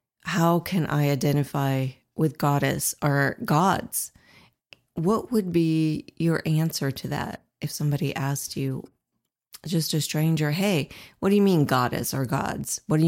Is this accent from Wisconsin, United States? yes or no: no; Ohio, United States; moved away as an adult; now in Indiana, United States; I'm originally from Ohio, that's a little better. Mm-hmm. But Indiana, when I moved here, was very difficult about 7 years ago.